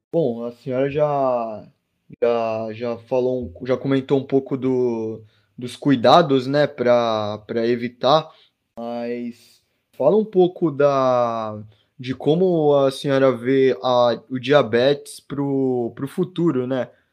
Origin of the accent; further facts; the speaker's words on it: Santos, São Paulo, Brazil; eu sou aqui de Santos